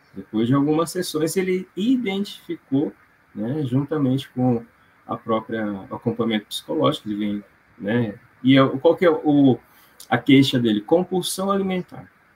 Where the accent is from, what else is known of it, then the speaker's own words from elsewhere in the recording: Londrina, Paraná, Brazil; sou de Londrina